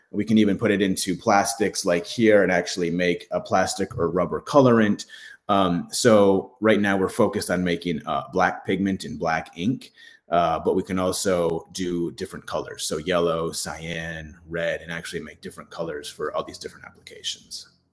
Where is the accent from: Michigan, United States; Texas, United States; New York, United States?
Michigan, United States; I grew up in Michigan where there's lakes everywhere